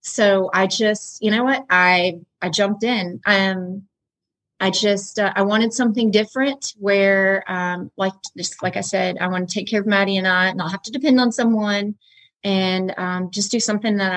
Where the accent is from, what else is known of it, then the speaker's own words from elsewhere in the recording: Woodstock, Georgia, United States; now in Rome, United States; I'm not from Rome originally. I was in Woodstock, Georgia